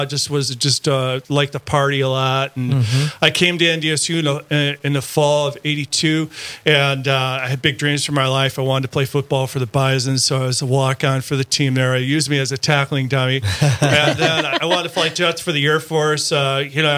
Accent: Wolf Lake, Minnesota, United States; I grew up in Wolf Lake, Minnesota, which is about 17 miles east of Frazee, and graduated from Frazee High School

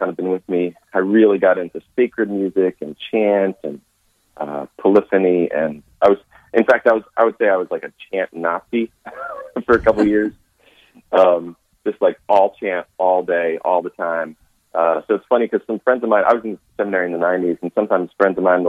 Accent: Philadelphia, Pennsylvania, United States; moved away as an adult; now in Nashville, United States; I grew up in Philadelphia

